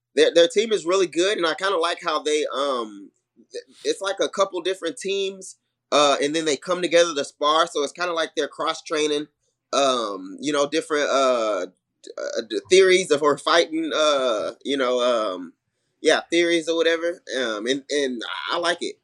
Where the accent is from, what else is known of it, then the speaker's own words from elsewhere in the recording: Houston, Texas, United States; also born or lived in Milwaukee; I'm from Houston